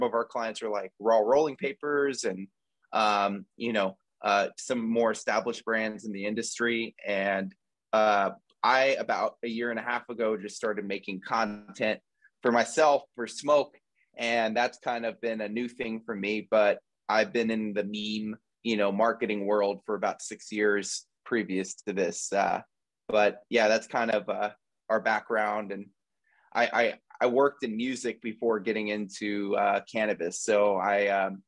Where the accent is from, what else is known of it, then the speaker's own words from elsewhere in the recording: Houston, Texas, United States; now in Los Angeles, United States; I'm from Houston, Texas, and I currently live